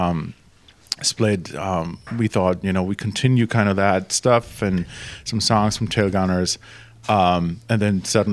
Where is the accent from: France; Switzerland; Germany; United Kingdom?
Germany; English is a second language; moved away as an adult; now in Seattle, United States; I'm original from Germany. I moved over here about 22 years ago.